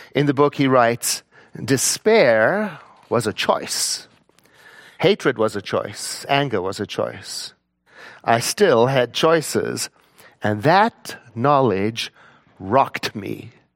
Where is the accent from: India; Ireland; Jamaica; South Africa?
South Africa; I was born in South Africa in nineteen sixty-one